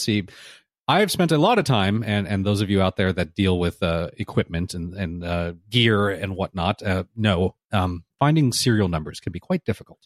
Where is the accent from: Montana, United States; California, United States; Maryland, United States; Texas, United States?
California, United States; Southern; I grew up here in Southern California, and I have always said the before freeway numbers